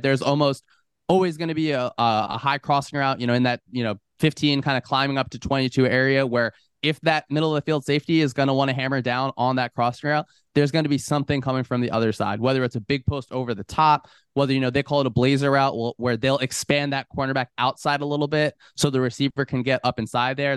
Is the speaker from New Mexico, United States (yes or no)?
no; New Jersey, United States; moved away as an adult; also born or lived in Texas; one of my first years in Texas, growing up in New Jersey